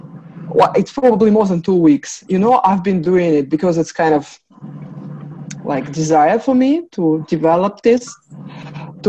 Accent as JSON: {"language": "English", "country": "Russia", "moved": "yes", "said": "I came from Russia, communist country, no religious, no everything"}